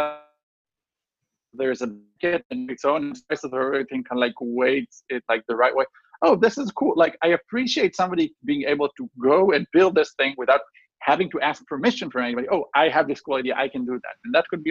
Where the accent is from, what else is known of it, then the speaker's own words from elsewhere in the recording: Chicago, Illinois, United States; we're from Chicago.